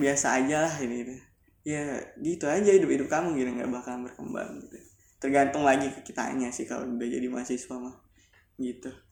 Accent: Singkawang, West Kalimantan, Indonesia; also born or lived in Pontianak, Indonesia; Dulu aku sekolahnya dari SMK Negeri 1 Singkawang. Aku dari Singkawang.

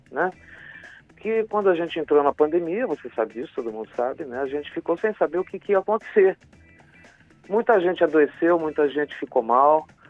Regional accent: Curitiba, Paraná, Brazil; moved away; depois de 40 anos que eu saí daqui, né, da minha terra, né, da, da minha raiz

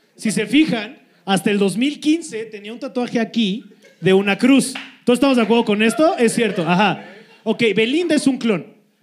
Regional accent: Cuernavaca, Morelos, Mexico; Nosotros los de Morelos

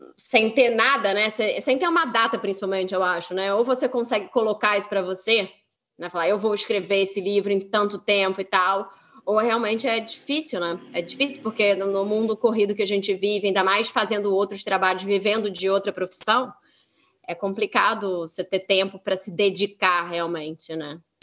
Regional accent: Rio de Janeiro, Brazil; para mim que sou carioca

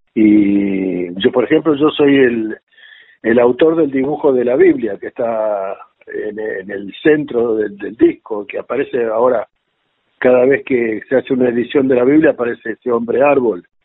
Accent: Buenos Aires, Argentina; yo cuando era pibe eh, me crecí en Barracas

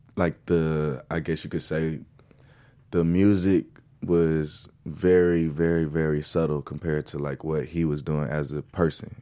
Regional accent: Lancaster, California, United States; also born or lived in Los Angeles, California; I was born in Los Angeles and raised in Lancaster.

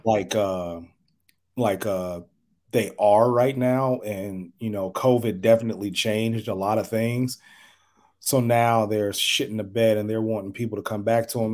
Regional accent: Chicago, Illinois, United States; now in Omaha, United States; I live in Omaha, Nebraska. I'm originally from Chicago

